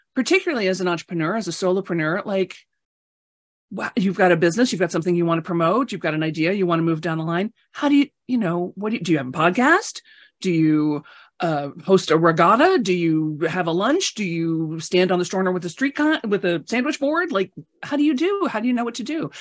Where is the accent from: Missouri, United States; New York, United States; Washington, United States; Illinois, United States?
Illinois, United States; Chicago; I grew up in Chicago